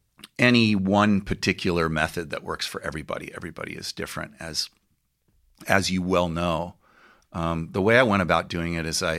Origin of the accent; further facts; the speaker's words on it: Claremont, California, United States; also born or lived in Newport Beach; No, I grew up in Claremont.